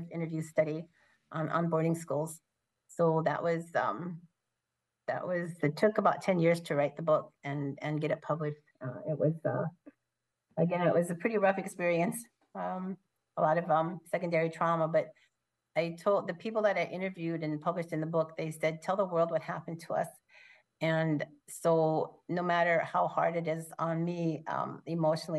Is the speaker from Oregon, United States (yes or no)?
yes; Portland, Oregon, United States; moved away; I listened to my father talk about boarding school when we lived in Portland